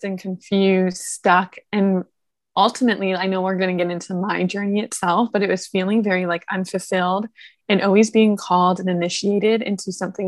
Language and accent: English; Toronto, Ontario, Canada; moved away; I'm initially from Toronto